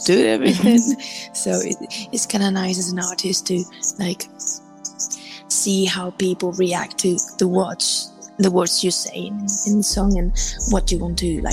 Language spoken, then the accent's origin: English; Spain; I'm an artist from Spain, and I make music in English mostly, but I also write in Spanish as well.